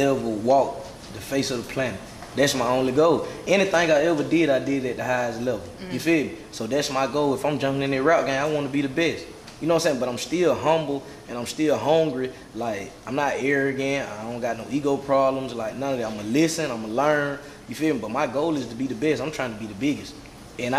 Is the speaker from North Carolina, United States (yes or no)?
no; Athens, Georgia, United States; I'm from Athens, Georgia.